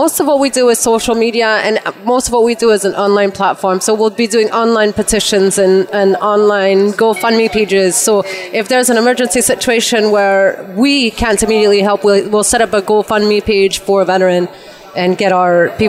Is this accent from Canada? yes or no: yes; Canada; I'm Canadian.